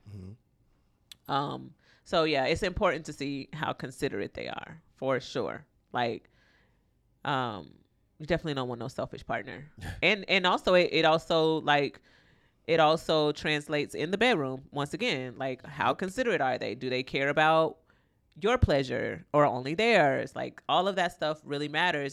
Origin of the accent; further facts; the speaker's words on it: Florida, United States; I'm from Florida